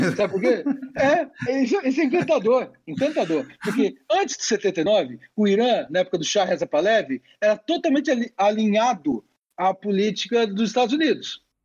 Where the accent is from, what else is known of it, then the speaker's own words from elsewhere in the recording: Brazil; eu sou brasileiro